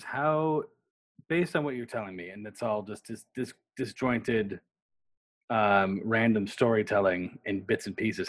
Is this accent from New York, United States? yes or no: yes; Upstate New York, United States; Upstate New York.